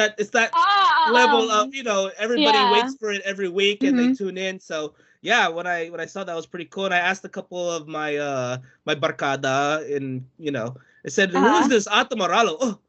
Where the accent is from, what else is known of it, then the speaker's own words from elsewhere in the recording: Philippines; moved away; also born or lived in United States; I'm a Filipino American, like galing din ako sa Pinas.